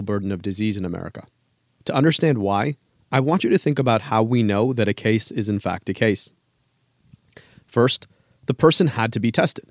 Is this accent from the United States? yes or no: yes; Detroit, Michigan, United States; my hometown in Detroit